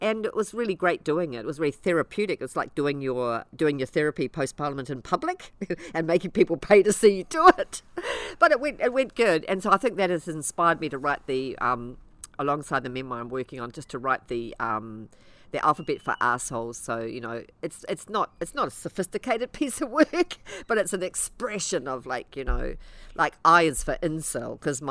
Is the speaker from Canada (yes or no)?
no; Ireland; also born or lived in Coromandel, New Zealand; now in New Zealand; being Irish